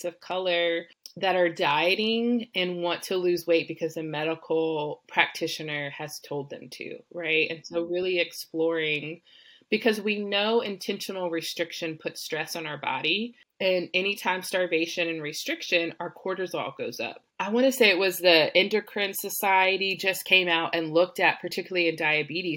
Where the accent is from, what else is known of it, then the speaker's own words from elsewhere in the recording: Texas, United States; I grew up in Texas